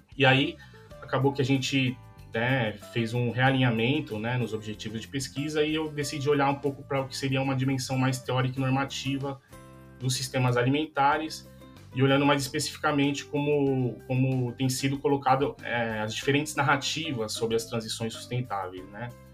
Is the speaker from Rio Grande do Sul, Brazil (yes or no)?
no; São Paulo, Brazil; moved away as an adult; also born or lived in Alfenas, Minas Gerais; eu sou de São Paulo